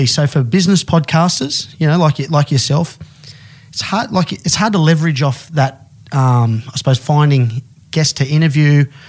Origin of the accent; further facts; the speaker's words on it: Australia; You know, we use Omni only because we're Australian.